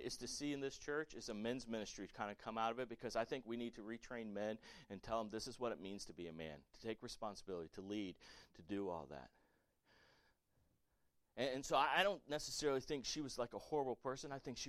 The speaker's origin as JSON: {"language": "English", "region": "the South", "country": "United States", "tie": "born or raised there", "said": "Listen, I grew up in the South."}